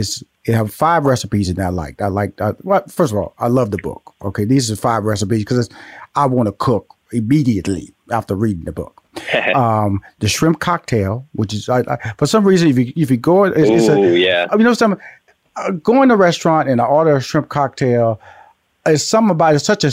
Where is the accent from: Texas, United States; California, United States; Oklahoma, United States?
Texas, United States; Houston; also born or lived in Louisiana, United States; I'm from Houston, Texas, by way of Louisiana.